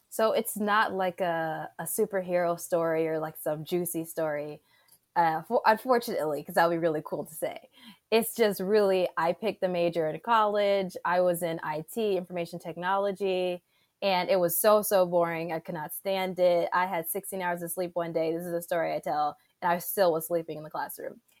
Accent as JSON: {"language": "English", "country": "Saudi Arabia", "tie": "born or raised there", "also_born_or_lived": "Egypt / Panama", "said": "I grew up in Saudi Arabia, I grew up in Egypt, went to Panama."}